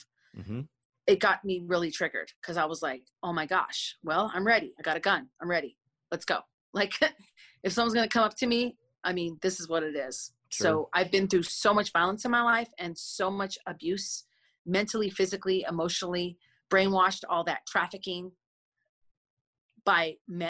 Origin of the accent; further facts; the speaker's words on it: Minneapolis, Minnesota, United States; I grew up in Minnehaha Avenue and Lake Street. That was my hood.